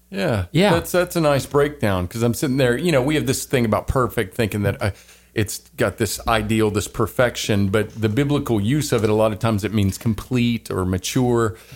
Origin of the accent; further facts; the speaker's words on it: the South, United States; But um, yeah, I am from the South. I don't know what happened to my Southern accent.